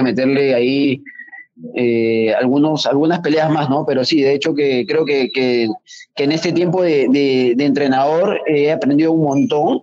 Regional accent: Peru; que usamos acá en Perú

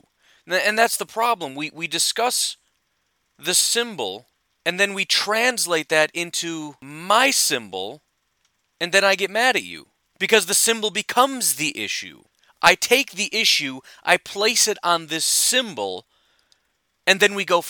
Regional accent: Illinois, United States; I grew up in Illinois

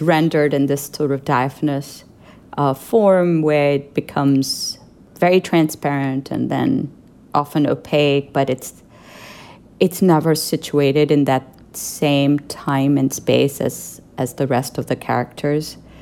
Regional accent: Pakistan; moved away; as a visual artist growing up in Pakistan

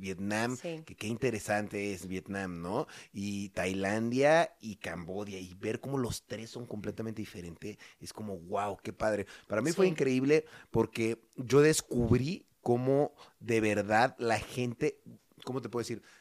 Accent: Mexico; son como, como los mexicanos, que somos lindos, son muy amables

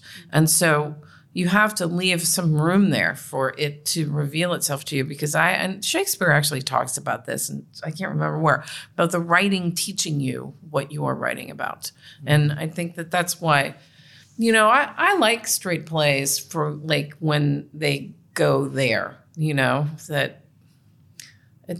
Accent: Cincinnati, Ohio, United States; I was raised in Cincinnati in a Catholic, you know, in a Catholic Republican household

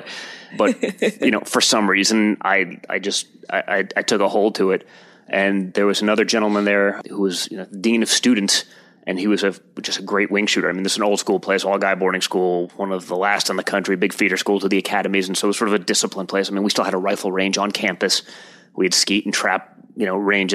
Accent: New York City, New York, United States; also born or lived in Colorado; I was born and raised here in New York City in 1977

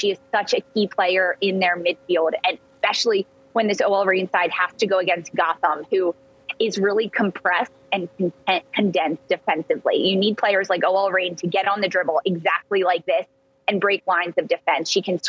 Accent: Philadelphia, Pennsylvania, United States; I'm from Philadelphia.

